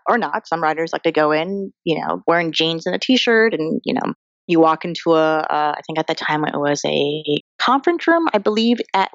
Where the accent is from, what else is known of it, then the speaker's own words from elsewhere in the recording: Colorado, United States; moved away as an adult; now in Los Angeles, United States; I'm an Asian American girl who grew up in Colorado